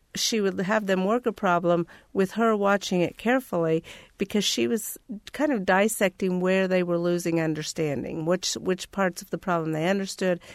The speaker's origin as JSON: {"language": "English", "town": "Terre Haute", "region": "Indiana", "country": "United States", "tie": "born or raised there", "also_born_or_lived": "Clay County, Indiana", "said": "I grew up in Terre Haute, Indiana"}